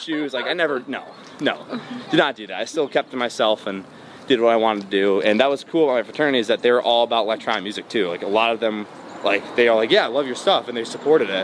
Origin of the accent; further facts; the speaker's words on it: Bloomfield Hills, Michigan, United States; also born or lived in Dearborn, Michigan; I was born in Detroit. Uh, well, Dearborn, but I grew up in like the Metro Detroit area